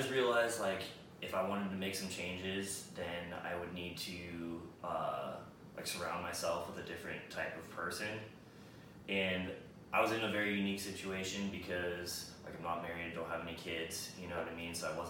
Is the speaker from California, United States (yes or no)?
yes; California, United States; now in Austin, United States; No. Yeah, I'm from California.